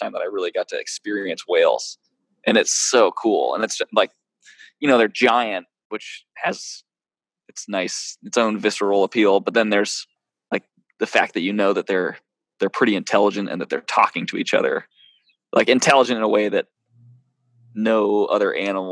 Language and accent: English; Maine, United States; moved away as an adult; also born or lived in California / Alaska; I grew up in Maine, and family vacations were in Ohio.